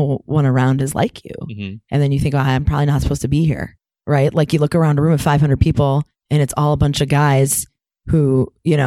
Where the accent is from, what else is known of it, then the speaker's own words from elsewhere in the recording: Ann Arbor, Michigan, United States; I was from Ann Arbor.